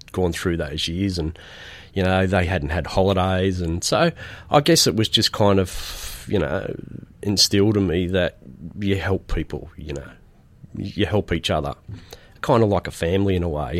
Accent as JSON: {"language": "English", "town": "Rydalmere", "region": "New South Wales", "country": "Australia", "tie": "born or raised there", "also_born_or_lived": "Aberdeen, Scotland / Penrith", "said": "I grew up in Rydalmere"}